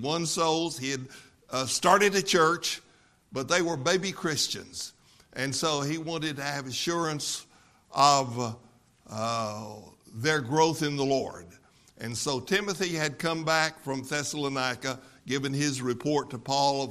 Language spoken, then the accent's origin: English; West Texas, United States; I grew up in West Texas, about 200 miles west of here.